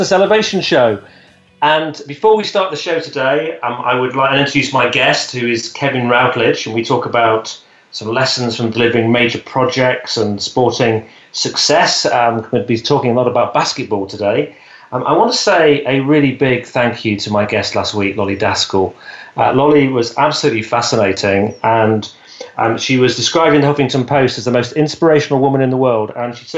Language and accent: English; Leicestershire, East Midlands, United Kingdom; Leicestershire, which is my hometown.